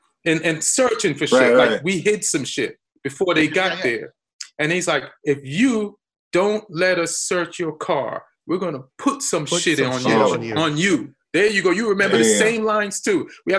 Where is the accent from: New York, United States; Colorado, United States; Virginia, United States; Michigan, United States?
New York, United States; moved away as an adult; also born or lived in Los Angeles; at the time I'm living in LA, but I'm from New York.